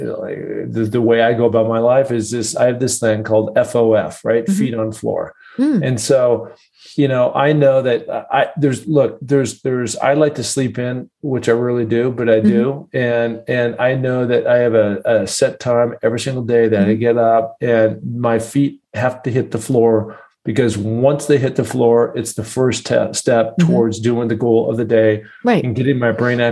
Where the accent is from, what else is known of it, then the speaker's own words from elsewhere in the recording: Seattle, Washington, United States; I grew up in Seattle